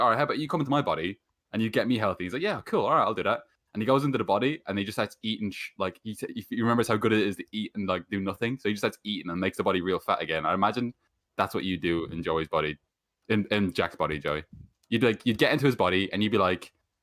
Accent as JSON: {"language": "English", "country": "Ireland", "said": "I'm Irish"}